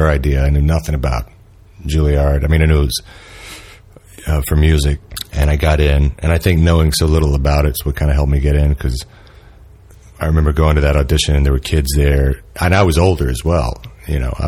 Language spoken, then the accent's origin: English; Alabama, United States; I grew up in the South in Alabama